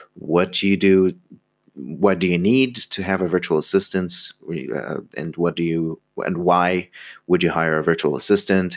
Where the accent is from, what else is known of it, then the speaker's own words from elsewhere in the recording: Egypt; I'm from Egypt